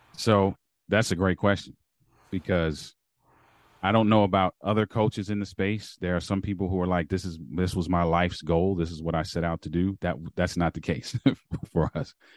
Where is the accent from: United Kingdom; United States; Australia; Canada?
United States; Baltimore, Maryland; moved away; also born or lived in Berrien Springs, Michigan; I'm from Baltimore, Maryland